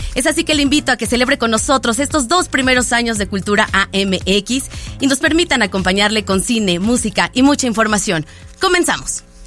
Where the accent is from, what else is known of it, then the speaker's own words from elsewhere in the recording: State of Mexico, Mexico; somos doblemente mexicanos, ¿no? Por patria y provincia.